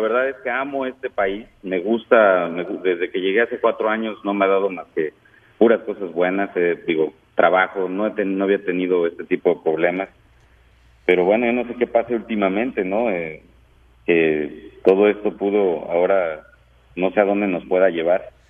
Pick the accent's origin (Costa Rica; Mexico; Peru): Mexico; now in San Antonio, United States; como mexicanos, como migrantes